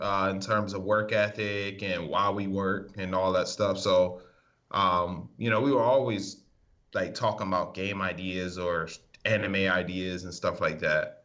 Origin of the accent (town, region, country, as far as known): Maryland, United States; moved away as an adult; also born or lived in Massachusetts